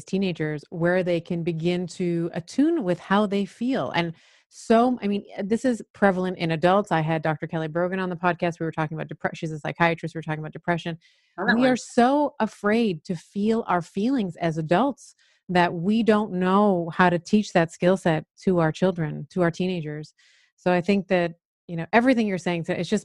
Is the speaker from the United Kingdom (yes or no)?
no; Canada; I grew up in Canada